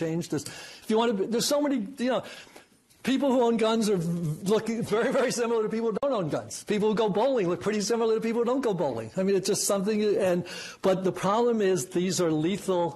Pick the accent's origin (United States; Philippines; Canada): United States; New York City, New York; I was raised in Queens